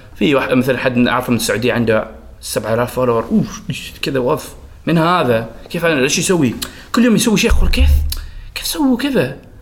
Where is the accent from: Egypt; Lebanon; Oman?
Oman; also born or lived in Saudi Arabia; اثنين وعشرين، طلعت من عمان